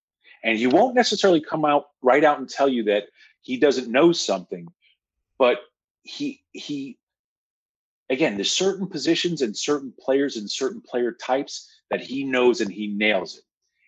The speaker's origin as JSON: {"language": "English", "town": "Washingtonville", "region": "New York", "country": "United States", "tie": "born or raised there", "said": "I'm going to speak like my hometown, Washingtonville, New York."}